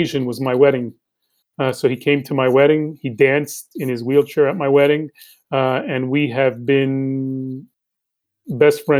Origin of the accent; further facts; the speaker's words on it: New York City, New York, United States; also born or lived in Bogota, Colombia; Grew up here in New York City